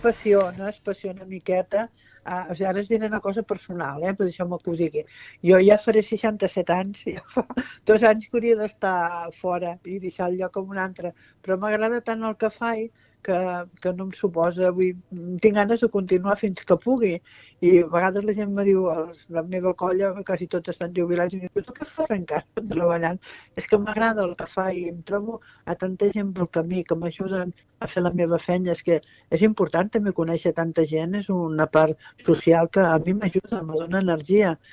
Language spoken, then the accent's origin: Catalan; Constantí, Catalonia, Spain; soc de Consentí